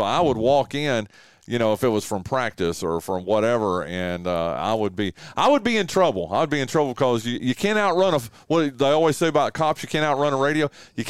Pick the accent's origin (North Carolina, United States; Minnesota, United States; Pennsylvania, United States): North Carolina, United States; Wilkes County; I graduated high school in 87, okay, and I'm from Wilkes County, which is the northwestern part of the state, and kind of a community like this.